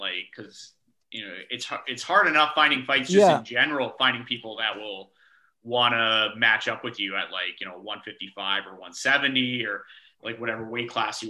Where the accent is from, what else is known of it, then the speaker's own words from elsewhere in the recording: Brampton, Ontario, Canada; As somebody who's grown up in Brampton